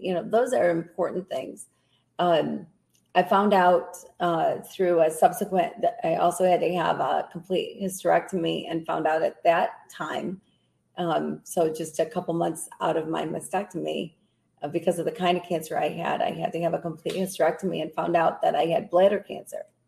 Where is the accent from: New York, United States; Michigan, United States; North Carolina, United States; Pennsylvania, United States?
Michigan, United States; Grand Rapids; I uh, was raised here, been been in this area my whole life.